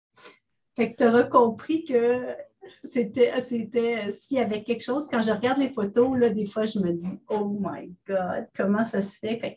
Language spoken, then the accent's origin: French; Ontario, Canada; also born or lived in Pierrefonds, Quebec; Je suis une fière franco-ontarienne. Je suis née à Oxbury